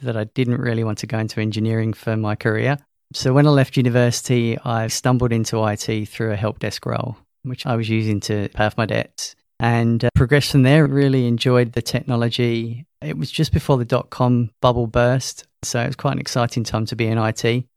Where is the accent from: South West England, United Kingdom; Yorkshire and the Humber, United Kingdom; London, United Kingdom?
London, United Kingdom; moved away as an adult; also born or lived in Loughborough, England; now in Queensland, Australia; As you could probably guess from my accent, I'm not from Australia. Originally from London, emigrated here in twenty thirteen.